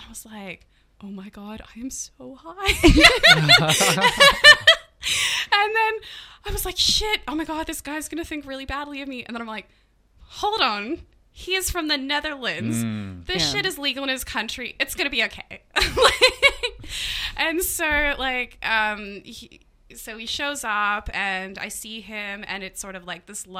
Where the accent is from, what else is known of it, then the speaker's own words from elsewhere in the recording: Edmonton, Alberta, Canada; moved away as an adult; also born or lived in Tasmania, Australia; now in Australia; my hometown in Edmonton.